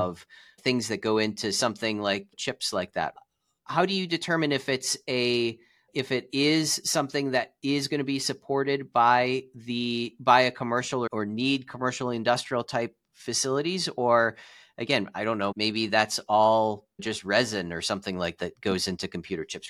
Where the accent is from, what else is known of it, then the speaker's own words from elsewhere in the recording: Cleveland, Ohio, United States; I'm from Cleveland, Ohio